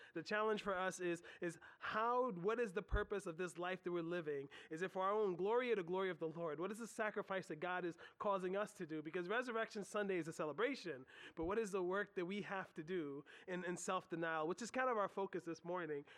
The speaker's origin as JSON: {"language": "English", "country": "United States", "said": "us as Americans"}